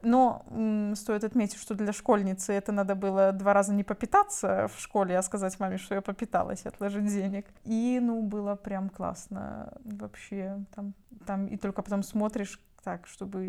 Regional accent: Byaroza, Brest Region, Belarus; moved away as an adult; он такая моя малая родина, и, наверное, ну много что меня с тем местом связывает. Кусок жизни такой нормальный, все это взросление, подростковье

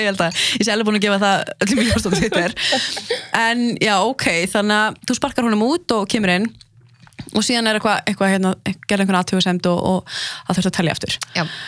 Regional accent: Lebanon; frá Líbanon sjálf

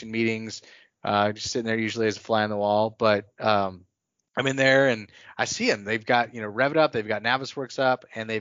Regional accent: North Texas, United States; I was from North Texas

